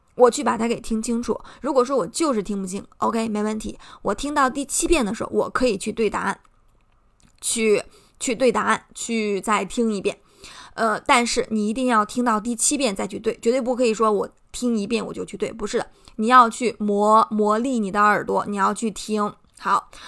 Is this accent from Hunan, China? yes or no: no; Shandong, China; accent: Shandong accent; 我会担心我有口音，啊，我的山东口音，我的中国口音